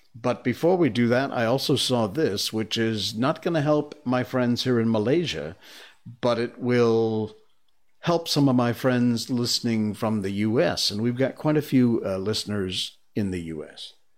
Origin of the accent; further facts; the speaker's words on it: Torrington, Connecticut, United States; my hometown, uh, Torrington, Connecticut